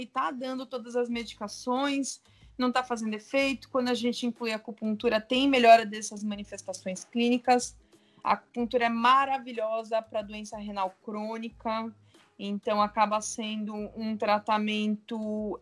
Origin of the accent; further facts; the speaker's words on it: Santos, São Paulo, Brazil; Eu sou de Santos